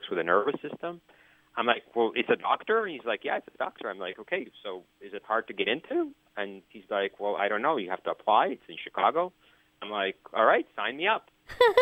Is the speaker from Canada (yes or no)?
yes; Canada; moved away as an adult; now in United States; I'm from Canada, and I live in the United States.